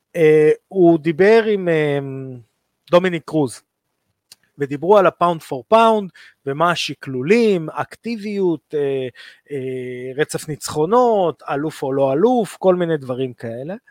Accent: Israel; אנחנו כישראלים

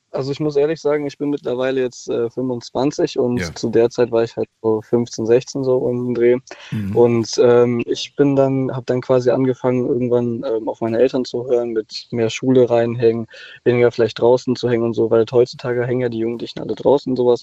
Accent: Cologne, North Rhine-Westphalia, Germany; ich komme jetzt zum Beispiel aus Köln

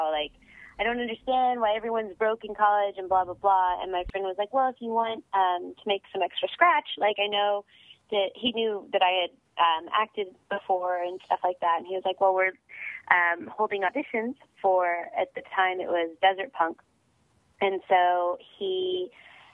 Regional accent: Amarillo, Texas, United States; I started locally with my community theater in my hometown of Amarillo, Texas, the Amarillo Little Theater

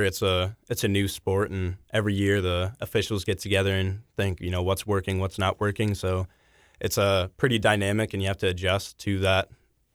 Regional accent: Papillion, Nebraska, United States; moved away as an adult; also born or lived in Omaha, Nebraska; now in Lawrence, United States; my hometown of Papillion, Nebraska

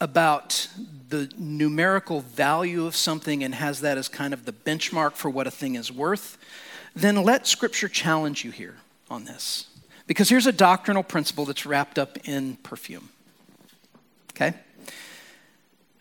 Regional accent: United States; As American Christians

